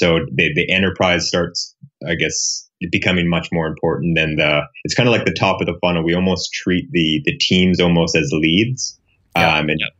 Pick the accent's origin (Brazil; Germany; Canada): Canada; also born or lived in Perth / Silicon Valley; now in Houston, United States; I'm a Canadian, it's a long story. And then moved to the Silicon Valley about 6 years ago.